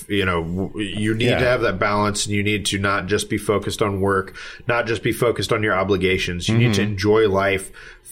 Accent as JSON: {"language": "English", "town": "St. Louis", "region": "Missouri", "country": "United States", "said": "I'm from Missouri"}